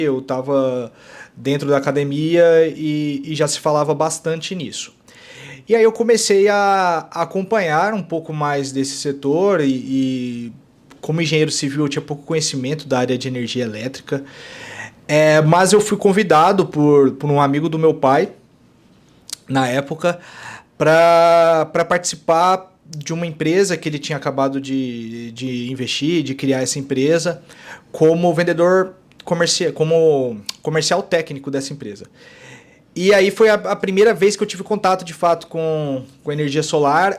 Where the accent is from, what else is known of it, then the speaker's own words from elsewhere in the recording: Goiás, Brazil; Eu sou goiano